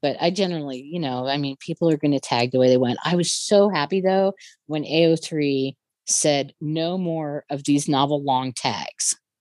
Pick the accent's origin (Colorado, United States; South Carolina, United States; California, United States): Colorado, United States; near Telluride; my hometown is on is not very far away from Telluride.